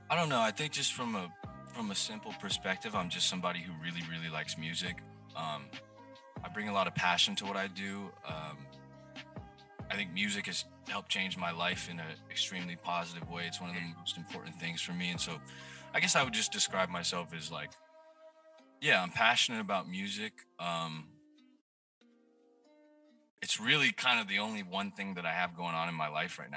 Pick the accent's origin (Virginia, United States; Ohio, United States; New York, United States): New York, United States; because my dad, because I grew up in New York, but my dad was a Knicks fan